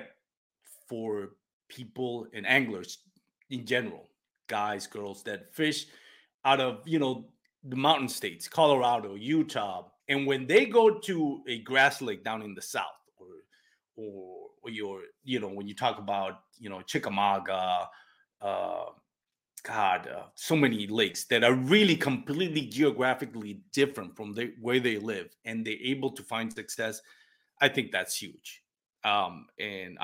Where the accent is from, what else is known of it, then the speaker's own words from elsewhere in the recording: Puerto Rico; first language Spanish; English is a second language; moved away; I'm from Puerto Rico. My first language is Spanish